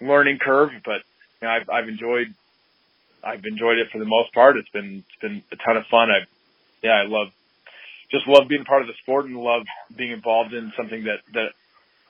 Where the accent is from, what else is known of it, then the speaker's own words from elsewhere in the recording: Utah, United States; I grew up in swimming in Utah